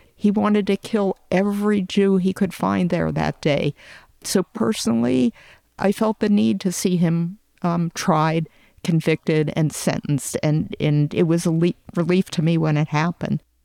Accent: Pittsburgh, Pennsylvania, United States; I grew up in Tree of Life, and I raised my family

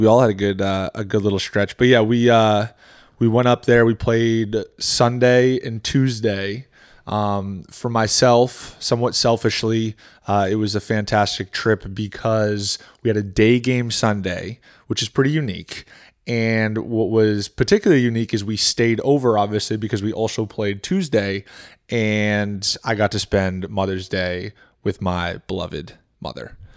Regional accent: New Hampshire, United States; moved away; also born or lived in Maine / Florida; I was born in Maine, but grew up in New Hampshire

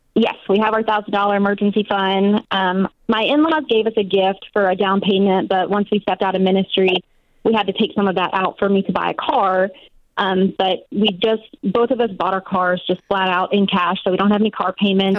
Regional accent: Nashville, Tennessee, United States; now in Washington, United States; I'm actually born and raised in Nashville, so we're moving down there

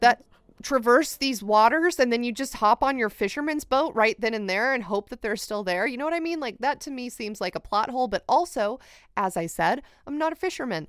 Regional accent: United States; as an American

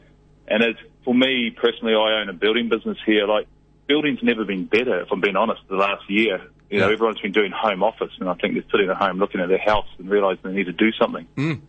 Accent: Waikaka, Southland, New Zealand; moved away as an adult; also born or lived in Gore / Scotland / Norway; now in Oslo, Norway; I grew up in Waikaka, out of the farm there, and went to St. Peter's College in Gore.

